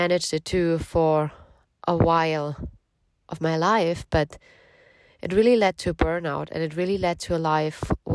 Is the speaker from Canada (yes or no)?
no; Germany; now in United Kingdom; I'm from Germany originally, but we both live in the UK right now